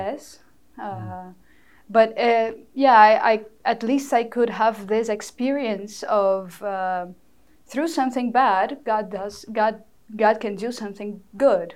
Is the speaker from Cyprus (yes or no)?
no; Fortaleza, Ceará, Brazil; first language Portuguese; English is a second language; moved away as an adult; now in New York, United States; in Fortaleza, my hometown